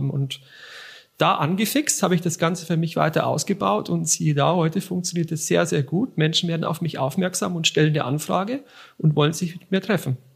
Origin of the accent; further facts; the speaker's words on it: Bavaria, Germany; born there; Komme gebürtig aus der Region von Ingolstadt und habe dort mal eine Sparkasse, äh, eine Lehre zum Bankkaufmann gemacht bei der Sparkasse Ingolstadt-Eichstätt